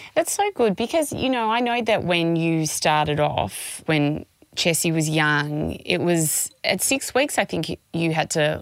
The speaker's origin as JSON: {"language": "English", "town": "Melbourne", "region": "Victoria", "country": "Australia", "said": "We're from Melbourne"}